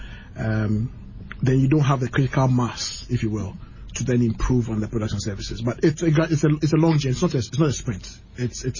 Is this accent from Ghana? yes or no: yes; Ghana; we are Ghanaian